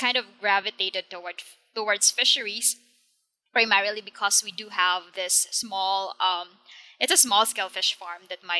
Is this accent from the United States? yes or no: no; Philippines; So I am from the Philippines, and I live south of the capital city, Manila.